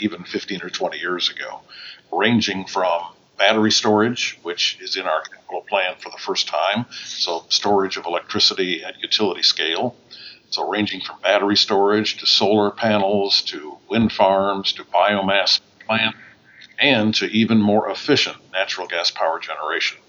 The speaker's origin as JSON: {"language": "English", "region": "Wisconsin", "country": "United States", "tie": "born or raised there", "also_born_or_lived": "England", "moved": "as an adult", "said": "joining WEC Energy back in my home state of Wisconsin"}